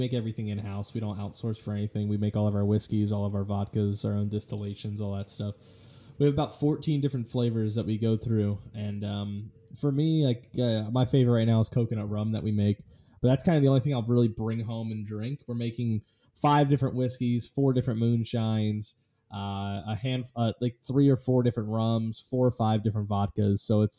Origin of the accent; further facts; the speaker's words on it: Pennsylvania, United States; moved away as an adult; now in Florida, United States; Well, you know, I live in the great state of Florida. I'm originally from Pennsylvania. I moved down here about 3 years ago.